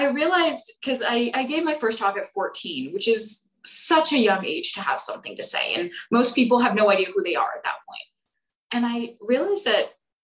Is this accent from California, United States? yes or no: yes; Bay Area, California, United States; moved away as an adult; now in Santa Barbara, United States; I'm from the Bay Area